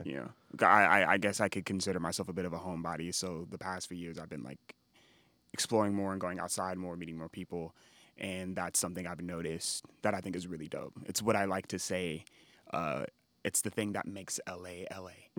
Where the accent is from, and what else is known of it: Los Angeles, California, United States; born or raised there